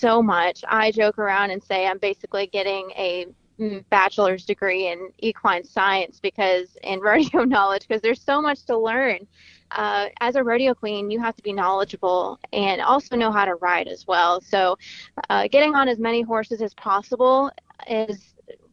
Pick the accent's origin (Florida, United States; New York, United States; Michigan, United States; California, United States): Florida, United States; moved away as an adult; now in The Woodlands, United States; I am actually from Florida.